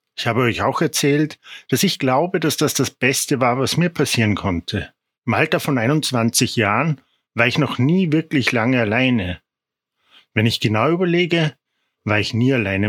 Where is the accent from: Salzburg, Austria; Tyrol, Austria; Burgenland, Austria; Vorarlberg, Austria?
Salzburg, Austria; Ich komme aus Salzburg